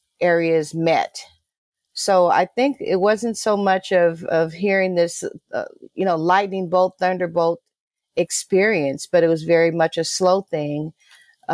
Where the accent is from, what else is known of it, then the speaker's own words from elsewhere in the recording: Oakland, California, United States; I'm originally from Oakland, California, raised right in the middle of all the good stuff